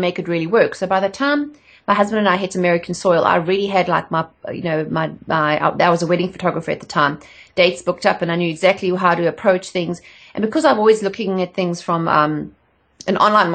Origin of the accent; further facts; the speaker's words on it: South Africa; moved away as an adult; also born or lived in England; I'm not from around here. I'm from South Africa originally